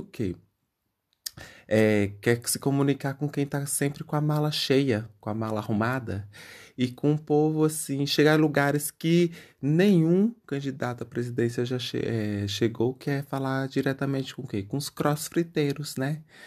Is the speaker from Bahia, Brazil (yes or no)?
yes; Bahia, Brazil; moved away; quando eu morava é, na Bahia, é, que eu sou baiano, graças a Deus, é, eu, na cidadezinha que eu morava, bem pequenininho